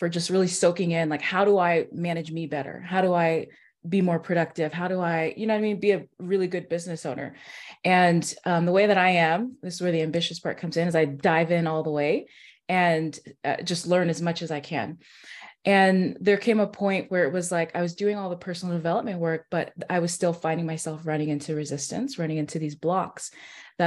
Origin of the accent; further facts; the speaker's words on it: California, United States; moved away as an adult; now in Nashville, United States; I am in Nashville, Tennessee, but I'm from California. So I've lived there, grew up there from 5 and up